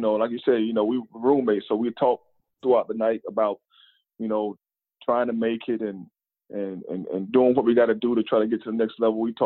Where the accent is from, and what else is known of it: North Carolina, United States; born or raised there; moved away as an adult